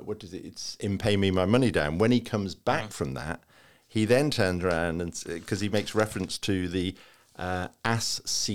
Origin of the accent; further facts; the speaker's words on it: Liverpool, North West England, United Kingdom; I had an Auntie Barbara, and I grew up in Liverpool, and this was the Liverpool Irish side of the family.